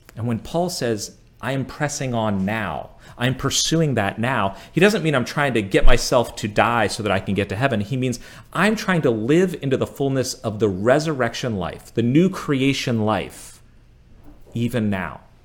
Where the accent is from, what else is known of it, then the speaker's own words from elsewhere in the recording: United States; being an American growing up here